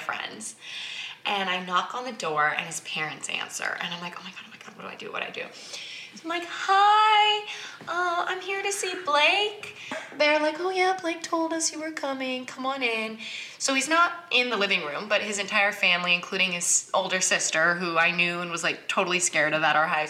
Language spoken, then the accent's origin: English; Newport Beach, California, United States; I grew up in a strange neighborhood. I grew up in Newport Beach.